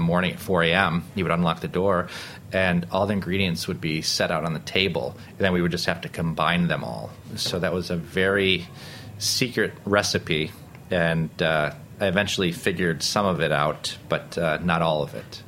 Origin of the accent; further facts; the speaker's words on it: Rochester, New York, United States; moved away as an adult; also born or lived in Kassel, Germany; now in New York City, United States; growing up in Rochester